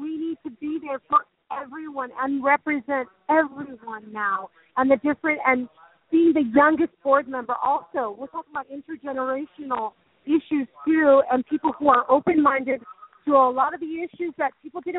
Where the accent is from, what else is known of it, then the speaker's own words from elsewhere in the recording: San Francisco, California, United States; I'm from San Francisco, so this has been so awesome to see